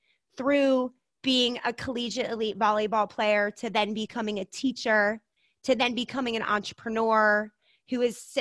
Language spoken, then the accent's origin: English; Maryland, United States; moved away as an adult; also born or lived in Montana / Denver; now in Idaho, United States; I had an amazing childhood, growing up in Maryland, surrounded by incredible family